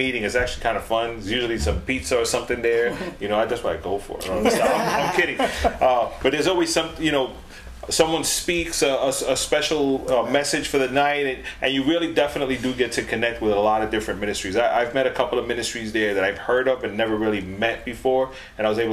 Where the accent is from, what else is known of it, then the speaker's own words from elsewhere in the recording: New York City, New York, United States; we're from the Boogie Down